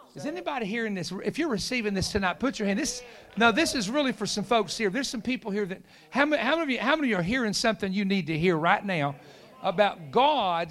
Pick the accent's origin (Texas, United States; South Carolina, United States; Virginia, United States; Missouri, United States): Virginia, United States; I was from Virginia